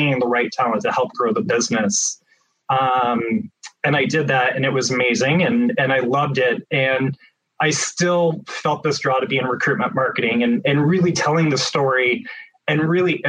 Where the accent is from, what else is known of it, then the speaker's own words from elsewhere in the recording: Midwest, United States; also born or lived in Phoenix, Arizona; now in Portland, United States; growing up in the Midwest, I missed the greenery